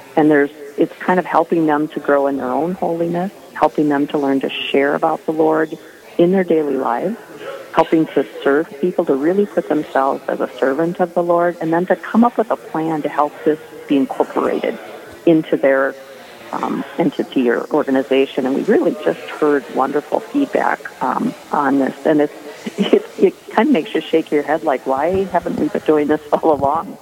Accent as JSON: {"language": "English", "town": "Owatonna", "region": "Minnesota", "country": "United States", "tie": "born or raised there", "said": "I'm from Owatonna at St. Joseph's Parish and uh, grew up Catholic"}